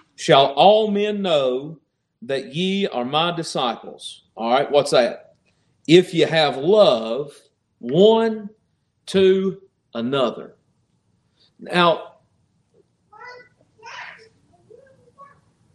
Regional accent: Appalachia, Virginia, United States; I grew up in Appalachia, Virginia, and the area that I grew up in, there was no such thing as a stranger.

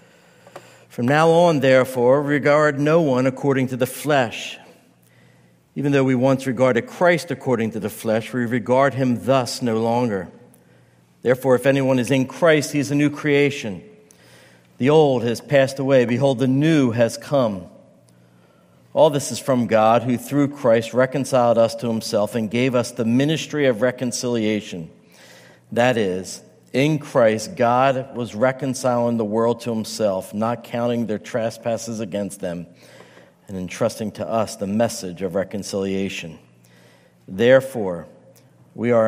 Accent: United States; I'm an American, I'm an Italian, I could say I'm a pastor

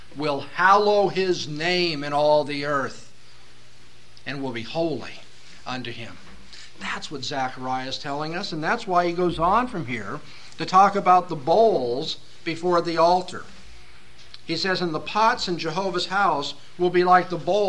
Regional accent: Southern California, United States; moved away; I come from Southern California, from an urban area.

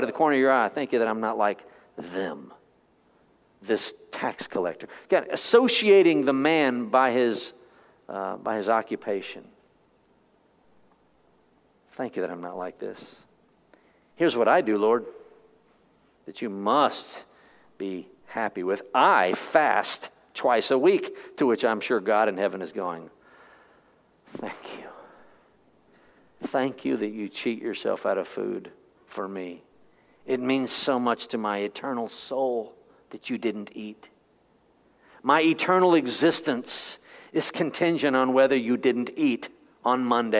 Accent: Texas, United States; I was born in Texas

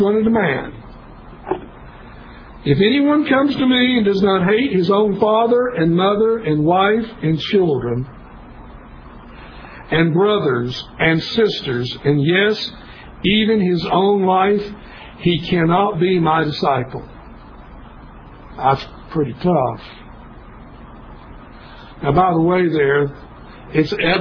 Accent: Kingsport, Tennessee, United States; East Tennessee State University was about 25 miles from my hometown, Kingsport

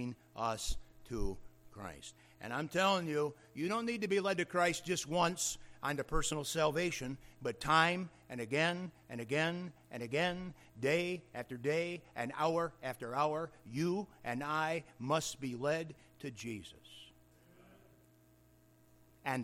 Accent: Michigan, United States; I'm a Michigander

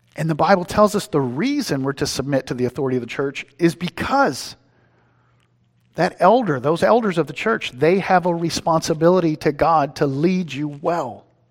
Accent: East Texas, United States; moved away; I'm from East Texas

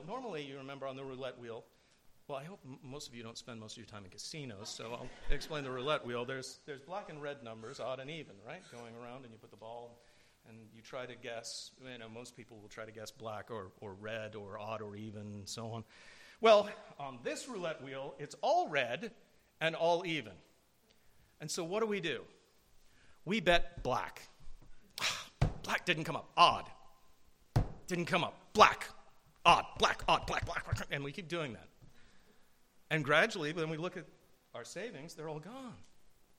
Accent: New Jersey, United States; moved away; I grew up in New Jersey in an area where I'd never heard the gospel

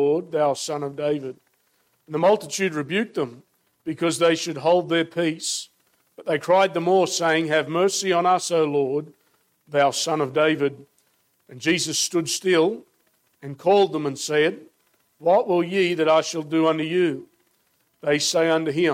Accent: Australia; I'm, as you can tell from my accent, born and raised in Australia

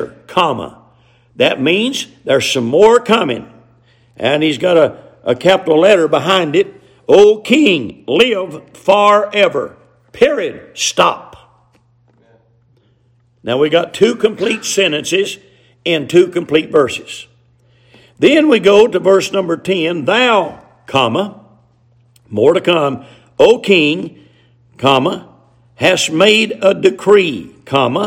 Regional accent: the South, United States; accent: hillbilly English; us hillbillies down here in the South

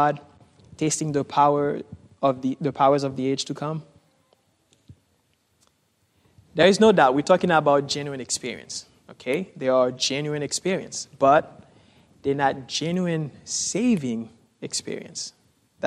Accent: Haiti; moved away; I grew up in Haiti

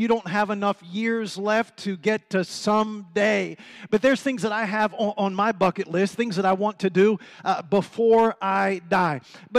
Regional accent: Washington, District of Columbia, United States; And believe it or not, I'm originally from this area. I'm from Washington, D.C. It's not my fault, it's my parents' fault, amen? But I'm originally from Washington, D.C.

